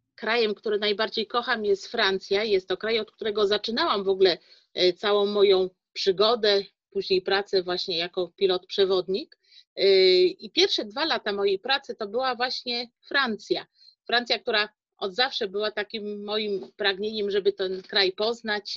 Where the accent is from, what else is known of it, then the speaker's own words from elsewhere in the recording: Szczecin, West Pomeranian Voivodeship, Poland; jestem rodowitą Szczecinianką